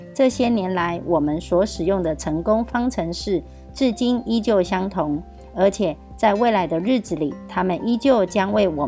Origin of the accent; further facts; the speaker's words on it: Miaoli County, Taiwan; ，今天要为大家导读的主题是“欢欣丰收，展望富足之年”